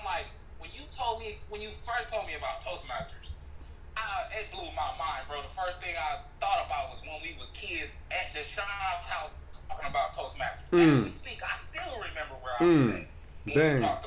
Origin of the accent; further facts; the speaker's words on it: South Bend, Indiana, United States; We grew up from here in South Bend, Indiana